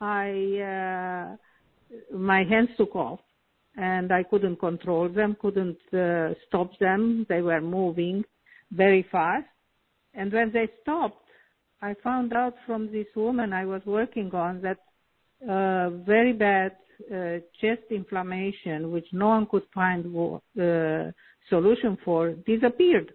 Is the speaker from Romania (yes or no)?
yes; Transylvania, Romania; moved away as an adult; also born or lived in Canada / United States; I was born in Europe, namely in Romania, in a very famous part called Transylvania.